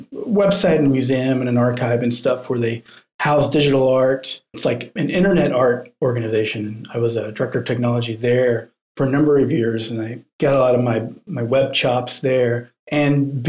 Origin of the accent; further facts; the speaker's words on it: Canton, Georgia, United States; moved away as an adult; now in Brooklyn, United States; So I grew up in Georgia, actually